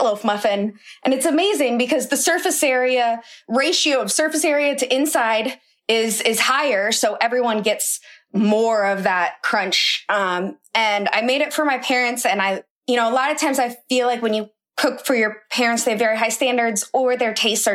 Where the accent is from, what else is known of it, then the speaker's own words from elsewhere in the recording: Iowa, United States; My dad's from New Orleans, but I've lived in Iowa my whole life